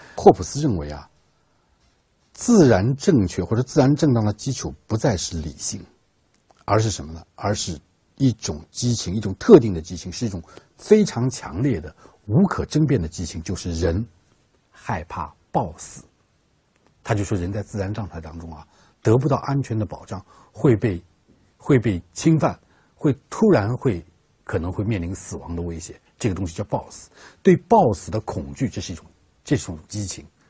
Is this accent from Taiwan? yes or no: no; China; 我们中国人